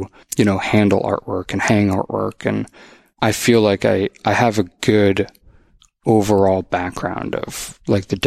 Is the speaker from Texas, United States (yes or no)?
no; Boston, Massachusetts, United States; moved away as an adult; also born or lived in Los Angeles; now in Austin, United States; growing up in the Boston area, living in LA for a little bit